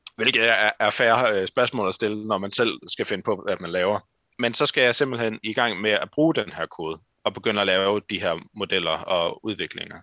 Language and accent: Danish; Randers, Central Denmark Region, Denmark; moved away as an adult; now in Aarhus, Denmark; at flytte fra Randers, hvor jeg kommer fra, til Aarhus